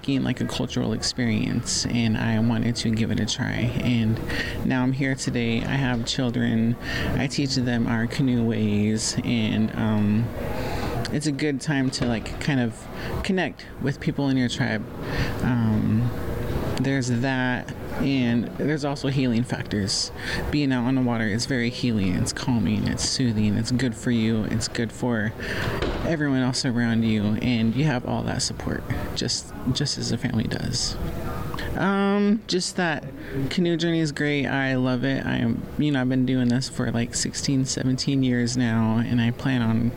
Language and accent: English; Muckleshoot, Washington, United States; I come from the Muckleshoot tribe